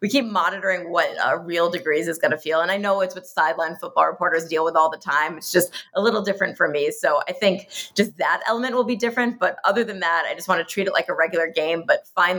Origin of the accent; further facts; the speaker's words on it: New Jersey, United States; I grew up in Jersey